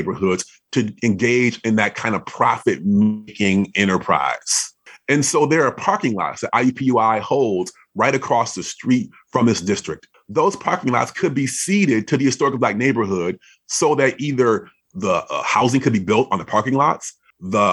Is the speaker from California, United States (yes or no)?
no; Madison, Wisconsin, United States; I grew up in Wisconsin, so Madison, Wisconsin